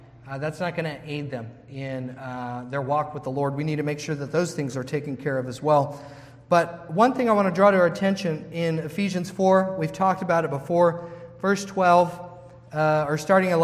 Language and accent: English; United States; we, as American Christians